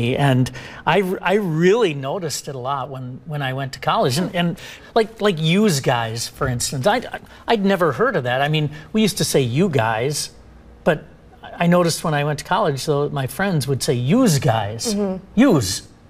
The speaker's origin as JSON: {"language": "English", "town": "Eau Claire", "region": "Wisconsin", "country": "United States", "tie": "born or raised there", "said": "I live pretty much my entire life in Wisconsin."}